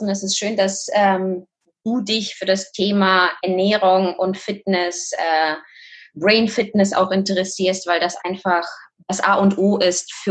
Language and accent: German; Kazakhstan; moved away; Und ähm, wie gesagt, also ich komme aus Kasachstan, äh, dementsprechend durfte ich ein bisschen eine andere Welt kennenlernen. Das ist jetzt äh, über 30 Jahre her.